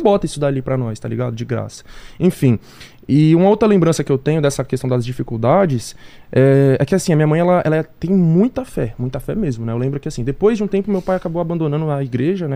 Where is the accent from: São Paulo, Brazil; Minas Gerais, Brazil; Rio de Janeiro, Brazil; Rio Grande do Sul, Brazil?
São Paulo, Brazil; also born or lived in Jardim Vista Alegre, Brasilândia; eu nasci ali, no Vista Alegre, mas eu cresci em outra favela ali, que é o Elisa Maria